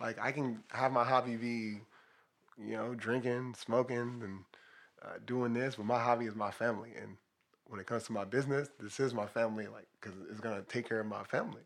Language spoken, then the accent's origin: English; Los Angeles, California, United States; I grew up in Watts